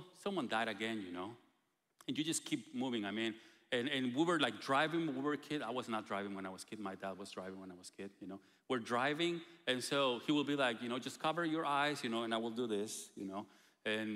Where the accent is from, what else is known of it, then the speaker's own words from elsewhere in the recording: Guatemala; moved away; we're coming from Guatemala